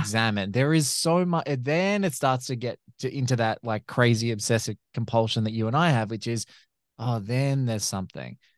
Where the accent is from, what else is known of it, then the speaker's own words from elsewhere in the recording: Australia; as an Australian